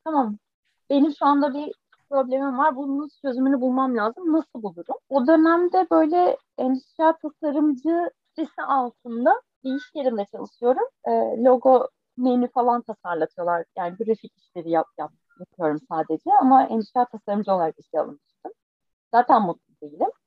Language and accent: Turkish; Foça, İzmir, Turkey; born or raised there